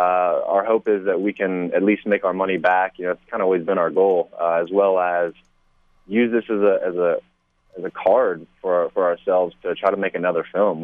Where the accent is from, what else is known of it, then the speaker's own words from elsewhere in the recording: Kansas, United States; moved away; I'm from the Midwest originally. I, was born and raised in Kansas